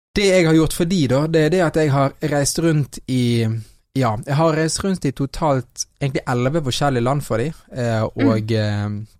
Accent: Norway; jeg er halvt fra Colombia, så har jo jeg eh, vokst opp i Norge

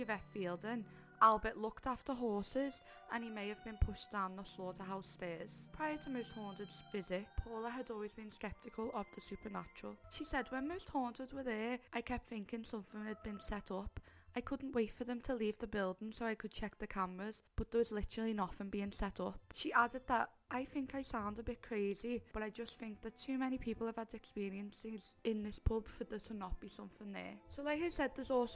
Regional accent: Liverpool, North West England, United Kingdom; So obviously we are from Liverpool. I think our accents give that away before we even mention where we're from.

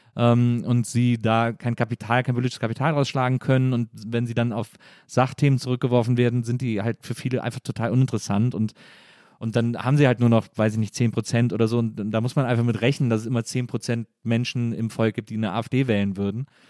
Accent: Germany; als Deutsche

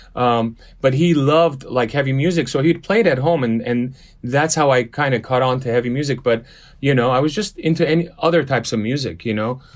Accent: Los Angeles, California, United States; first language Armenian; English is a second language; also born or lived in Beirut, Lebanon; I was born in Lebanon. I was born in Beirut. Uh, seven years old, we migrated to L A when the Lebanese, uh, Lebanese Civil War started. Grew up in Los Angeles

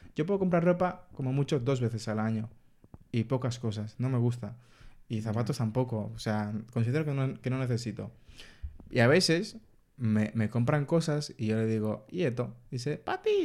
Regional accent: Dominican Republic; en mi casa somos dominicanos

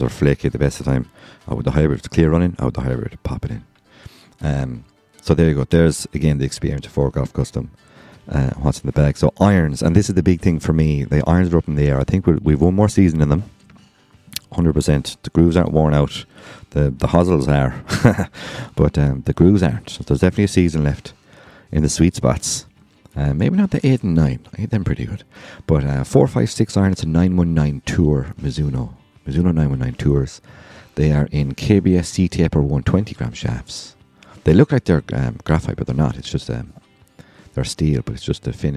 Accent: Ireland; I'm Irish

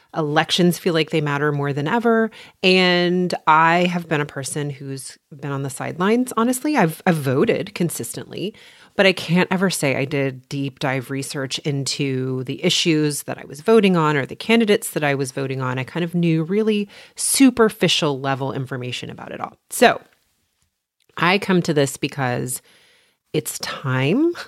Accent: Texas, United States; also born or lived in Port Townsend, Washington; I am from Texas. I have lived here most of my life, with the exception of one year

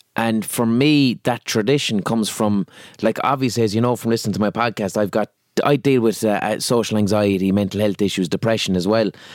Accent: Limerick, Munster, Ireland; accent: Limerick; because I'm from Limerick and I have a Limerick accent

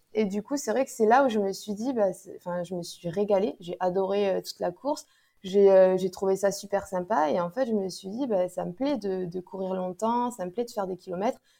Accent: Toulouse, Occitania, France; moved away as an adult; now in Aix-en-Provence, France; j'habite euh, à Aix-en-Provence, mais euh, je suis toulousaine euh, à la base. Mais bon, ça fait déjà dix ans que je suis dans la région du Sud-Est

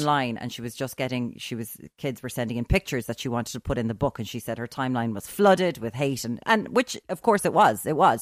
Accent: Ireland; I'm an Irish, I'm an Irish woman who grew up

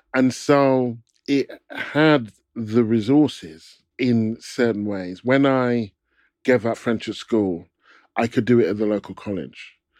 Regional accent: Stevenage, East of England, United Kingdom; I grew up in Stevenage, which was a new town, which was built in nineteen forty-eight.

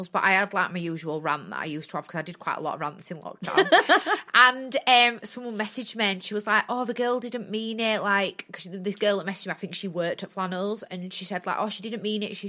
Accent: Bradford, Yorkshire and the Humber, United Kingdom; I'm from Bradford, and I'm proud to be from Bradford

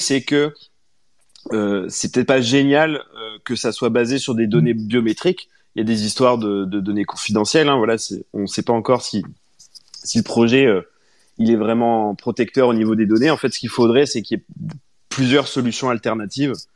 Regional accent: France; nous, en tant que Français

